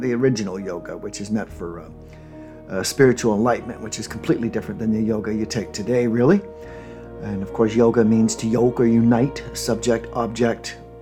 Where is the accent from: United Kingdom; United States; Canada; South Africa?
Canada; Ontario; the popular religion where I grew up in Canada um, Ontario